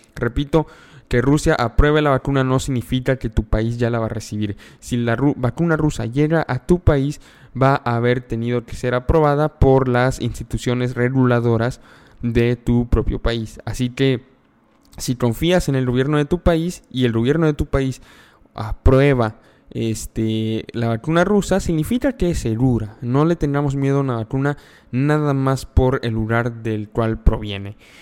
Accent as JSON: {"language": "Spanish", "country": "Mexico", "said": "yo soy mexicano"}